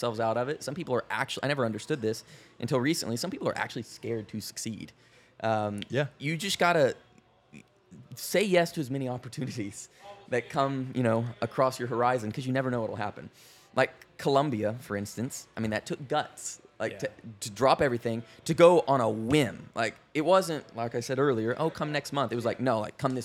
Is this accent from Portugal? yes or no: no; West Texas, United States; some West Texas kid who started with the camera